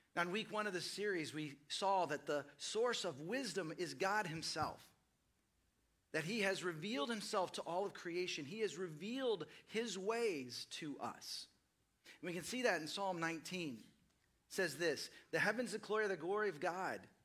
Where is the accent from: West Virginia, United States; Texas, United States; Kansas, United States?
Texas, United States; Dallas; moved away as an adult; also born or lived in Seattle / East Los Angeles; now in Austin, United States; I grew up in Dallas, Fort Worth